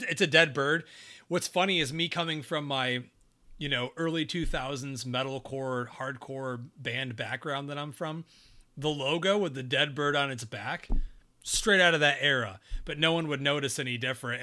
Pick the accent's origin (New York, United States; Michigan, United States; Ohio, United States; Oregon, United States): New York, United States; Binghamton; my hometown, Binghamton